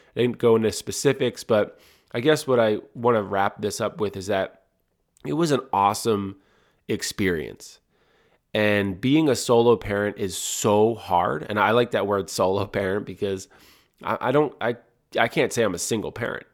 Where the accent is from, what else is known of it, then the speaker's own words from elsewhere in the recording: Audubon, New Jersey, United States; where … and I grew up in Audubon, New Jersey